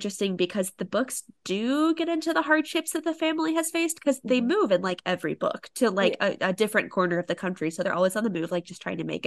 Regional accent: Springfield, Missouri, United States; I'm from Springfield, Missouri, which is near the Missouri-Arkansas border

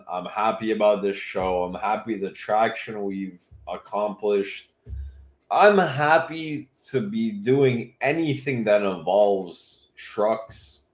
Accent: Canada; I was born in Canada. My entire life is as a Canadian.

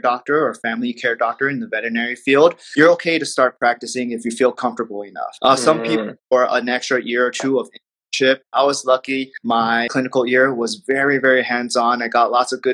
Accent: Los Angeles, California, United States; I'm just your friendly neighborhood veterinarian here in my little hometown in LA.

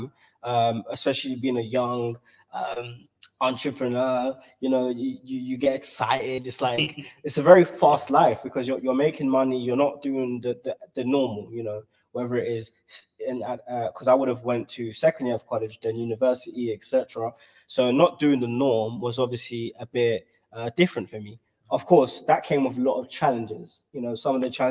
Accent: London, United Kingdom; I'm from South London

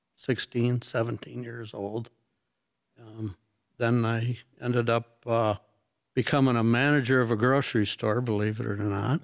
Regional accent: North Muskegon, Michigan, United States; I grew up, uh, North Muskegon area.

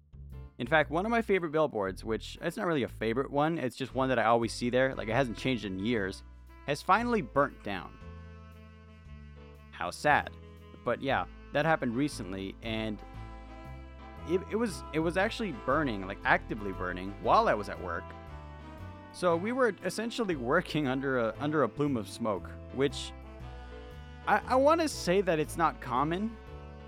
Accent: California, United States; My entire life, from baby to adult, California, that's all I've known

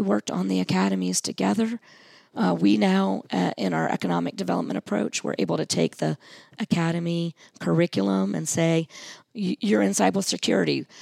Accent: Hampton, Virginia, United States; I grew up in Hampton

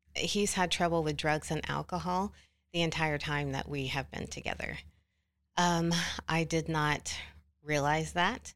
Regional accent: Oklahoma City, Oklahoma, United States; I am from Oklahoma City.

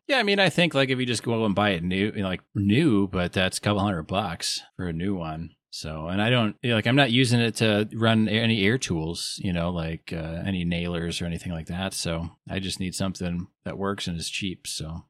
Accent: Wisconsin, United States; I'm from Wisconsin

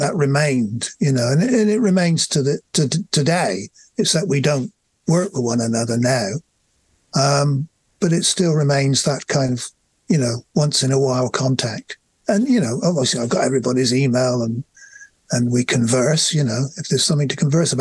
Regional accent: England, United Kingdom; we're English.

